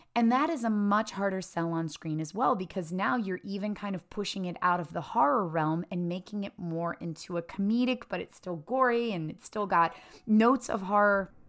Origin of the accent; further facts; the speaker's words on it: Appalachia, United States; I grew up in Appalachia in a very, very small town